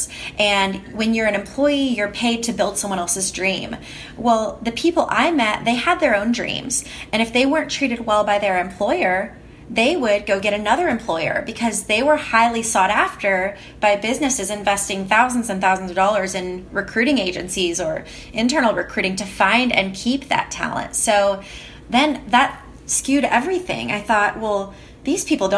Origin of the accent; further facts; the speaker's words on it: Oklahoma City, Oklahoma, United States; moved away as an adult; moving back to the US and moving back to Oklahoma City, my hometown